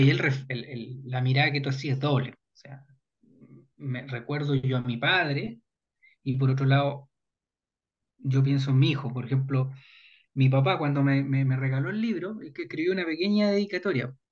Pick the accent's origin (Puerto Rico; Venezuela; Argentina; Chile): Chile; podremos mirarnos como chilenos